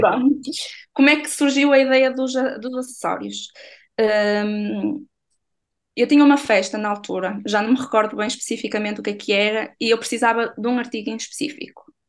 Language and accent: Portuguese; Barcelos, Braga, Portugal; sou natural de Barcelos